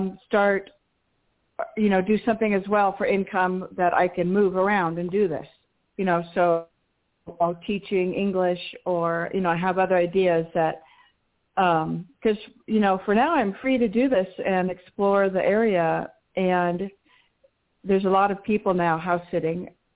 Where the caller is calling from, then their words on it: Colorado, United States; now I'm calling from Colorado.